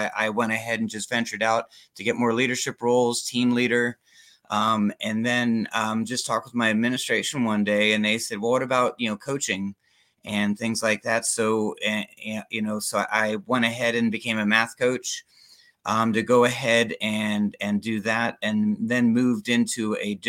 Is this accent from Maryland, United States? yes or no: yes; Germantown, Maryland, United States; moved away as an adult; now in Florida, United States; I grew up in Germantown, Maryland, just out of Washington, D.C. Moved down here to go to college